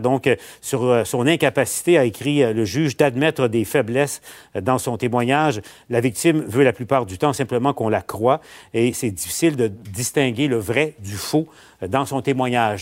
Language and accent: French; Quebec, Canada; chez nous, au Québec